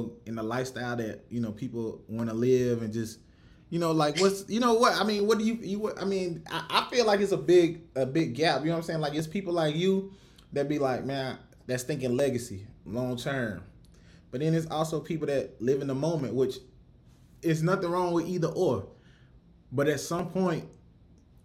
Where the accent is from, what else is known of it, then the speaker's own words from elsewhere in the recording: Rock Hill, South Carolina, United States; now in Houston, United States; I'm from Rock Hill, South Carolina, so Columbia ain't nothing but up the road